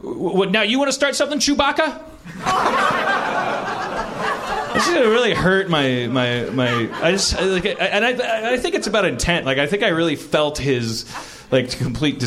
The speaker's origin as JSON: {"language": "English", "region": "Wisconsin", "country": "United States", "moved": "yes", "lives_now": "Los Angeles, United States", "said": "I'm from Wisconsin"}